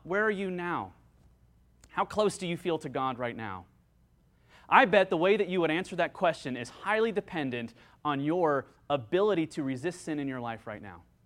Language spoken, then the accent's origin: English; United States; I'm an American